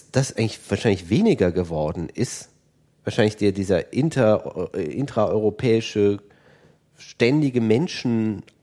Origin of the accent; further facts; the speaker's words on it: Aachen, North Rhine-Westphalia, Germany; ich habe das in, in Aachen, ich komme aus Aachen, äh, war es natürlich so, dass man sich auch in Holland aufgehalten hat.